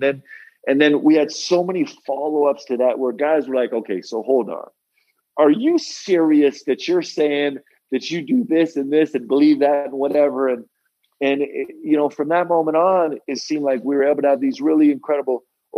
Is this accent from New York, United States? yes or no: yes; New York, United States; I grew up in New York, okay? Like, I would take the train to the city with my dad to spend the day with him at work.